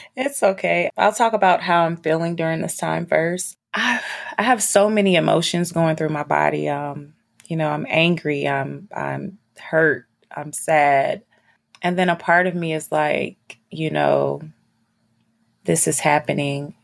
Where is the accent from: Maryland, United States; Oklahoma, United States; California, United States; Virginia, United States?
Virginia, United States; moved away; also born or lived in North Carolina / New York; I'm from Virginia